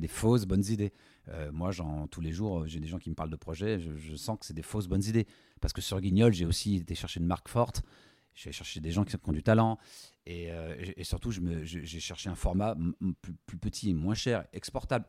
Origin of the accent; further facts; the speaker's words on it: Lyon, Auvergne-Rhône-Alpes, France; de cœur, je suis lyonnais